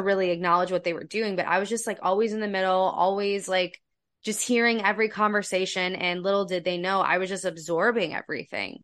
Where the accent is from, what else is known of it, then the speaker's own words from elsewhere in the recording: Ohio, United States; moved away as an adult; also born or lived in Los Angeles; I was born and raised in Ohio